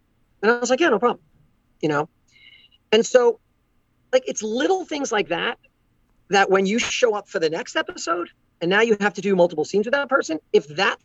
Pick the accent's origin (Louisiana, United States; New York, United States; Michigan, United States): New York, United States; Long Island; I'm from Long Island. I know how people talk, all right, all the time. This is what I grew up with.